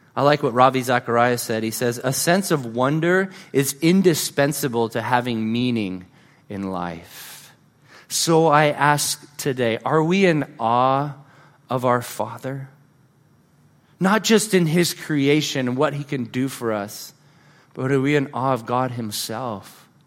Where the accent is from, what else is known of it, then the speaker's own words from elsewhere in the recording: California, United States; moved away; I grew up in California